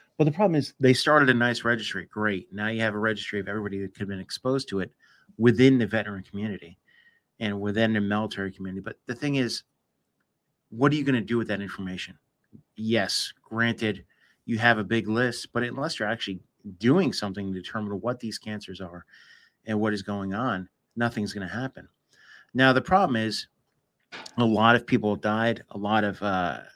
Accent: United States; I grew up in the United States

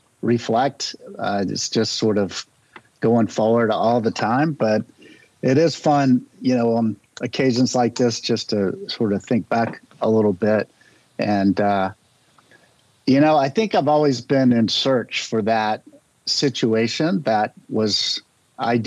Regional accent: Charlotte, North Carolina, United States; I grew up in North Carolina.

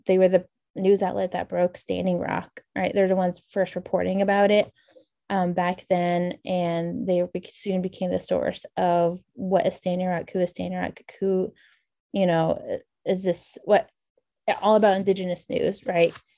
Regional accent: New Mexico side, United States; moved away; also born or lived in Colorado / Syracuse, New York; I grew up on the Navajo Nation, just on the eastern border of the reservation on the New Mexico side of Navajo

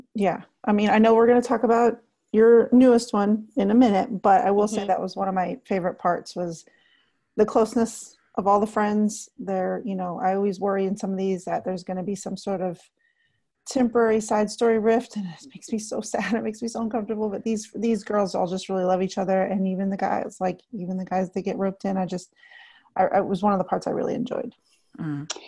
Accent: Texas, United States; I'm a native Texan

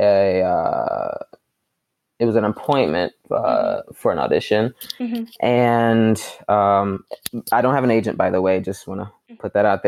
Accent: Atlanta, Georgia, United States; also born or lived in South Carolina; I was born and raised in South Carolina. And then I moved around the age of 6 or 7. Mm-hmm. And then we moved to Atlanta, Georgia

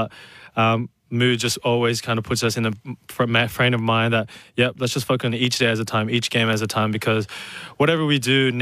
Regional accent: Sydney, New South Wales, Australia; also born or lived in Adelaide; come home and represent, you know, my hometown team, which I supported my whole life

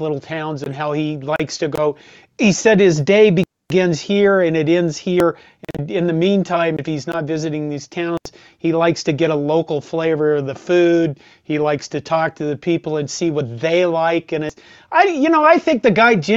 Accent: Curtis, Nebraska, United States; I grew up in Curtis

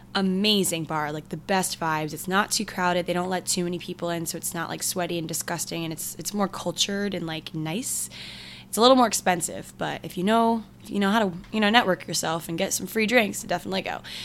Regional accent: Maryland, United States; we're from Maryland

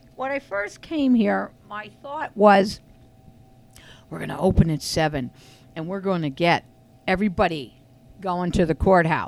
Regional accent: Frackville, Pennsylvania, United States; I'm from Frackville.

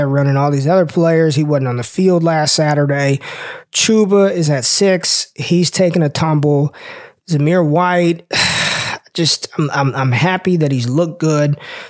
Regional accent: Las Vegas, Nevada, United States; And y'all know I'm from the West Coast, grew up in Vegas, so a USC Trojans fan

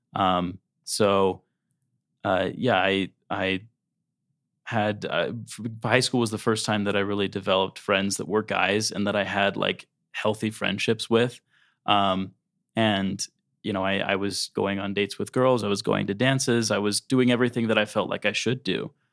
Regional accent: South Jordan, Utah, United States; I was born in West Jordan. And then when I was three, our family moved to South Jordan. And that's where my parents are still there. Um, so I, I grew up in South Jordan

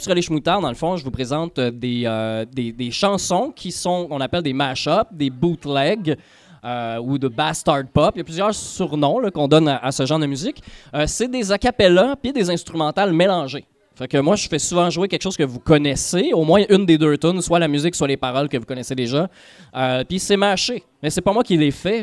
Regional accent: L'Assomption, Quebec, Canada; also born or lived in Saint-Gérard-Majella; à l'Assomption, ma ville natale

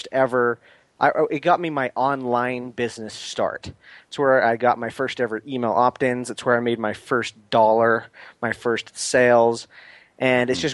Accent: Salt Lake City, Utah, United States; So I'm originally from Salt Lake City, Utah

